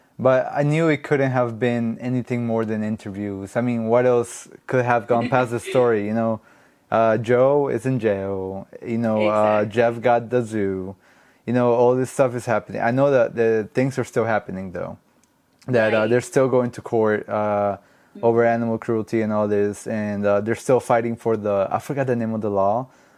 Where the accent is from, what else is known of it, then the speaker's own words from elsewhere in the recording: Colombia; English is a second language; moved away; I grew up with an accent because I'm not from here originally. I'm from Colombia, so it took me a while to get, even though my English isn't perfect, but it took me a while to get my English going.